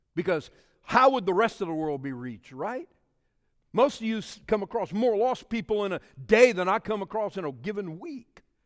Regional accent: South Louisiana, United States; I'm from a Cajun culture. We speak French down there and in South Louisiana.

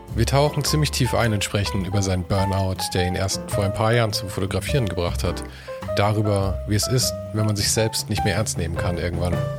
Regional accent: Munich, Bavaria, Germany; in München

